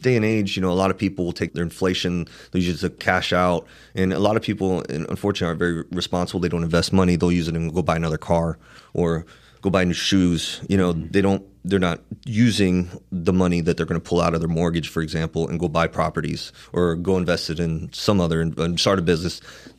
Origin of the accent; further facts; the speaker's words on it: Miami, Florida, United States; I'm up from Miami, got a little gift to gab.